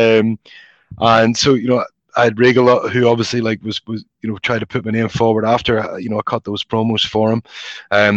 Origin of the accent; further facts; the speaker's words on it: Belfast, Northern Ireland, United Kingdom; moved away; my experiences growing up in Belfast